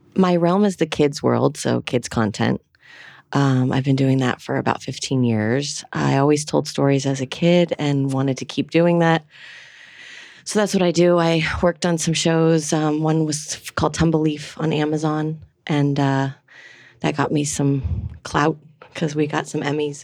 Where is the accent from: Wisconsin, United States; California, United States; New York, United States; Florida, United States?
California, United States; Los Angeles; moved away as an adult; now in Atlanta, United States; grew up in the valley. I'm a total valley girl. So San Fernando Valley